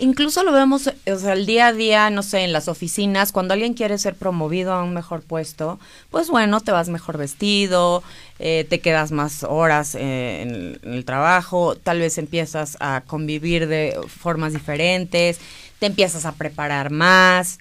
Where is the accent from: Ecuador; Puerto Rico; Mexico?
Mexico; como mexicanos